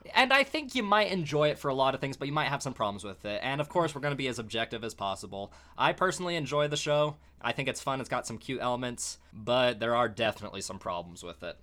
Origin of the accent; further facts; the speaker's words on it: United States; We are American